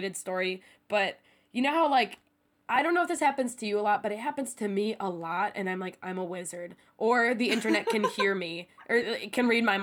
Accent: United States; moved away as an adult; now in Seoul, South Korea; I'm recording from America today

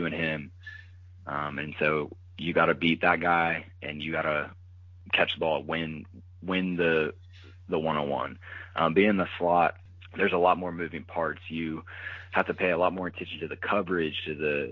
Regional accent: Louisiana, United States; moved away; growing up in Louisiana

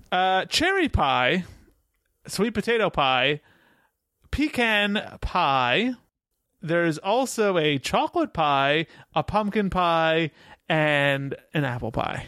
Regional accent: New York, United States; I'm from New York.

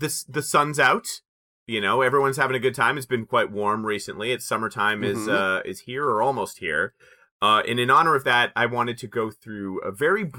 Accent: Canada; We're both Canadian. We're all Canadian here

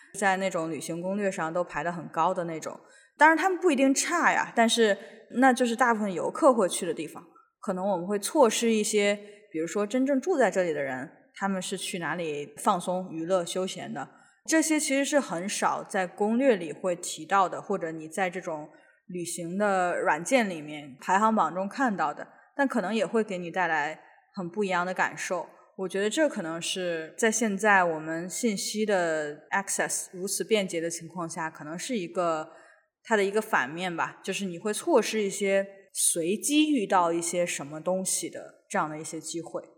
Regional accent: northern China, China; now in Seattle, United States; 我们，就是北方人吃的那种豆腐脑

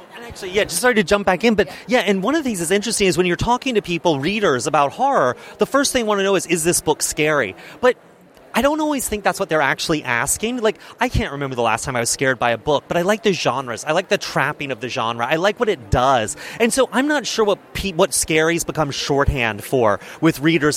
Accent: Charleston, South Carolina, United States; I grew up in Charleston, South Carolina, in this little suburb called Mount Pleasant

